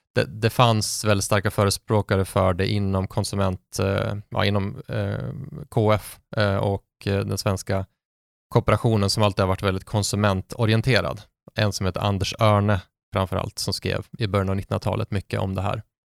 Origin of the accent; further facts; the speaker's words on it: Sundsvall, Västernorrland County, Sweden; Sundsvall där jag är från